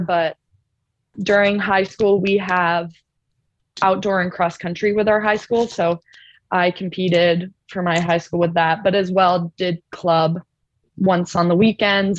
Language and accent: English; Ontario, Canada; moved away as an adult; where I'm from, I'm from Ontario